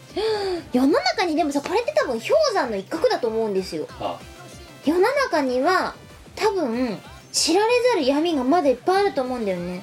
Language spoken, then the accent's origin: Japanese; Chiba, Japan; 幕張は私、出身高校がありまして、毎日通ってました